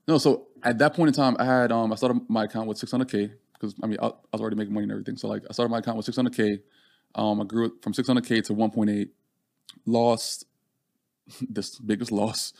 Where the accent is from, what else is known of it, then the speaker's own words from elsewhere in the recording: Jamaica; now in United States; growing up in Jamaica